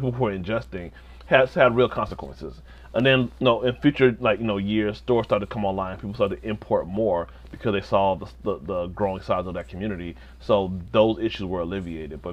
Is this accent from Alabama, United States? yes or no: no; Chicago, Illinois, United States; also born or lived in Nigeria; like most African immigrants, specifically Nigerian, we grew up in Uptown